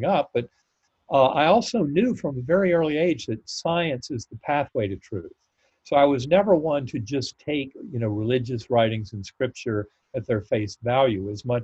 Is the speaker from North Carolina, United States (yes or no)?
yes; North Carolina, United States; I grew up in North Carolina